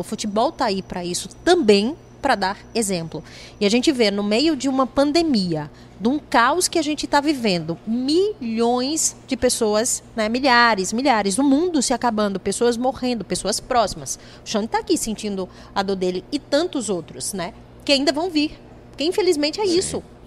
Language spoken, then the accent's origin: Portuguese; Sergipe, Brazil; eu sou de lá, né? Eu sou de Sergipe